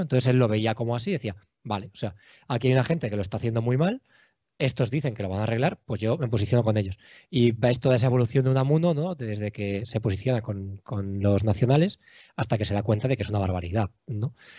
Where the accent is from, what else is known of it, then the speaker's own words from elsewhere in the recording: Alicante, Valencian Community, Spain; moved away as an adult; also born or lived in Madrid / Cuenca / Jaén / Albacete; now in Valencia, Spain; Pues yo soy de Alicante ciudad y vivo en Valencia ciudad.